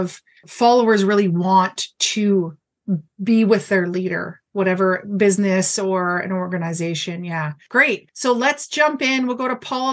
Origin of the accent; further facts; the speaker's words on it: Brantford, Ontario, Canada; moved away; my hometown of Brantford, but in Ontario